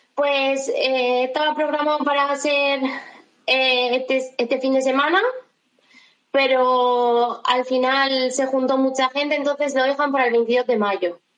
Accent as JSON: {"language": "Spanish", "town": "Alicante", "region": "Valencian Community", "country": "Spain", "moved": "as an adult", "lives_now": "Vigo, Spain", "said": "yo soy de Alicante."}